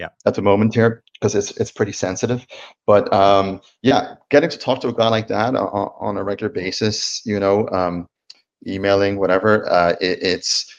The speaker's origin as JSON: {"language": "English", "town": "Dublin", "region": "Leinster", "country": "Ireland", "tie": "born or raised there", "also_born_or_lived": "Sweden / New York", "moved": "yes", "lives_now": "Napa Valley, United States", "said": "growing up in Ireland"}